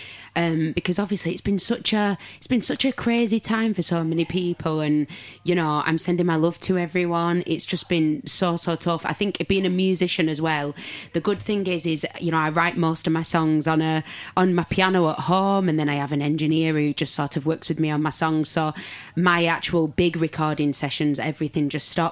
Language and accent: English; Manchester, North West England, United Kingdom; also born or lived in Bolton; now in London, United Kingdom; I came from Manchester originally. I moved to London